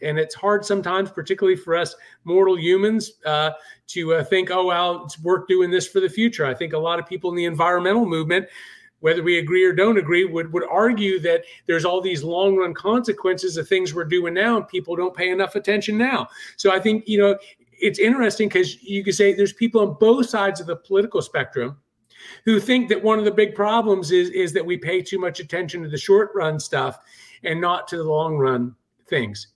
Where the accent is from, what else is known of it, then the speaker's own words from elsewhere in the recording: Charleston, South Carolina, United States; here in my hometown of Charleston, South Carolina